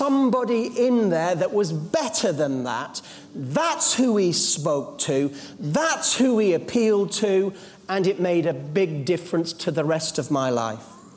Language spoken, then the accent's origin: English; Yorkshire Dales, Yorkshire and the Humber, United Kingdom; As a young boy, I was brought up in the Yorkshire Dales